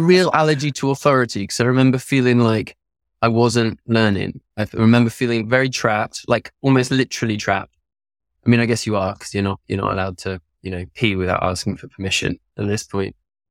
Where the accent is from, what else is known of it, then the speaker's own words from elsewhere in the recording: France; On the side, I grew up in France. My parents bought a derelict barn that they turned into a holiday center.